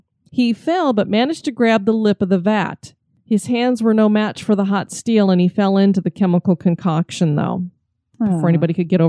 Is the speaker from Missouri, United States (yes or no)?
no; Denver, Colorado, United States; But we come from Denver, and we've toured the Denver Mint, at least for myself, several times.